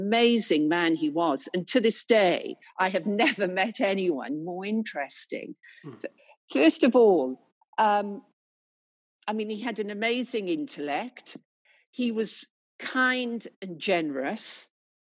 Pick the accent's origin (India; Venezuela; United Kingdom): United Kingdom; the Welsh Valleys, Wales; moved away as an adult; now in London, United Kingdom; I've lived all my life, working life in London, I came originally from Wales, from the Welsh Valleys, you know, father a miner